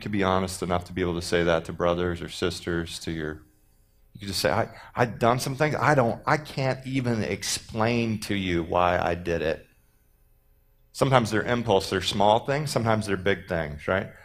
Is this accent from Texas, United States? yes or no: yes; Texas, United States; I'm from Texas.